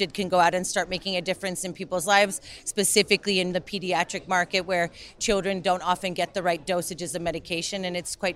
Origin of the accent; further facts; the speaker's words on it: New York, United States; moved away as an adult; now in Birmingham, United Kingdom; I'm originally from New York, and you know, I grew up in places like Brooklyn